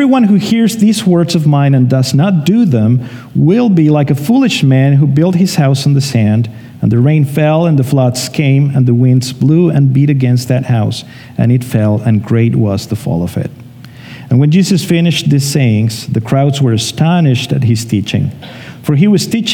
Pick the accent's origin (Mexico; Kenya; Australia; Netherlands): Mexico; moved away as an adult; now in Canada; we're from Mexico, so in a month from today, it's our first year here in Canada.